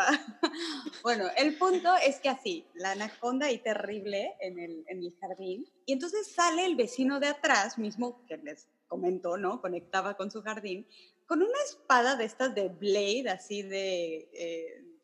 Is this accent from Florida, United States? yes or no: yes; Miami, Florida, United States; Bueno, de chiquita yo vivía en Miami y teníamos una casa que tenía un jardín atrás que se conectaba con el jardín del vecino, ¿no?